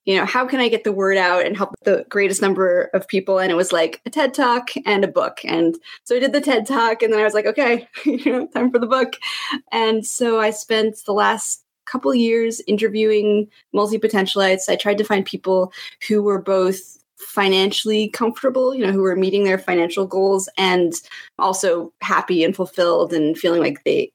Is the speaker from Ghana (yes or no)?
no; Canada; moved away; I'm Canadian. I'm a dual citizen, so I kind of jump the border from time to time